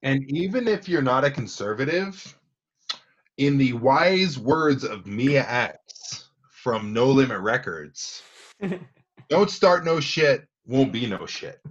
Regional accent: Provo, Utah, United States; born and bred Provo, Utah

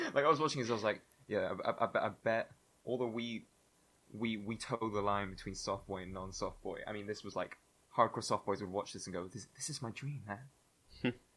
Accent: Spain; moved away; growing up in Spain and doing the Spanish baccalaureate

